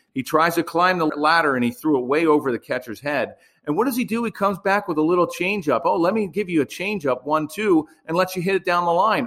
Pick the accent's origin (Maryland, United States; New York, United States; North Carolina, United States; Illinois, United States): Maryland, United States; Baltimore; I grew up in Baltimore